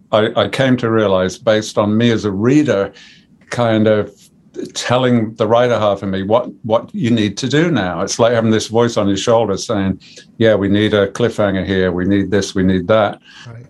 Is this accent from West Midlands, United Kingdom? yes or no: yes; Birmingham, West Midlands, United Kingdom; moved away; also born or lived in Coventry / Sheffield; I'm a Brummie.